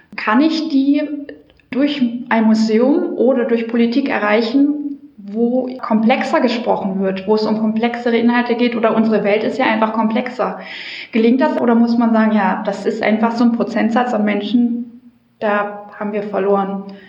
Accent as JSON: {"language": "German", "country": "Germany", "said": "wir als Deutsche"}